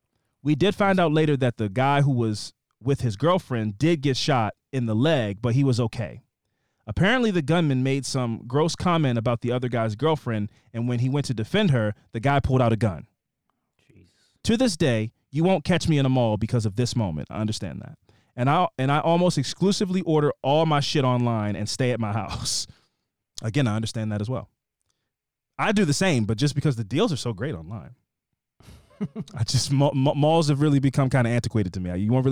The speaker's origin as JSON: {"language": "English", "town": "Kansas City", "region": "Missouri", "country": "United States", "tie": "born or raised there", "said": "I was born and raised in Kansas City, Missouri. I know y'all have said it is a flyover state, but trust me, you've got to visit."}